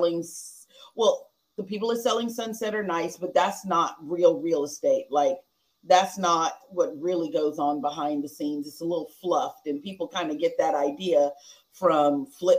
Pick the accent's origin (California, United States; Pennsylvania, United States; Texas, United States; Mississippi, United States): Texas, United States; we're from Texas, so we're country